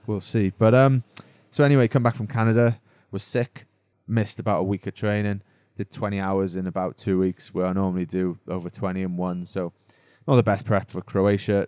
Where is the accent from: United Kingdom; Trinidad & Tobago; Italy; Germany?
United Kingdom; Wales; now in Monaco; being Welsh